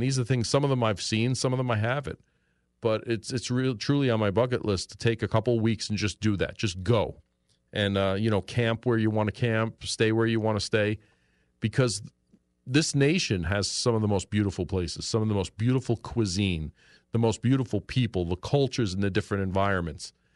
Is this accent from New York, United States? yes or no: yes; New York City, New York, United States; moved away as an adult; now in Pennsylvania, United States; when I was a kid in New York, growing up in New York City, in Queens, New York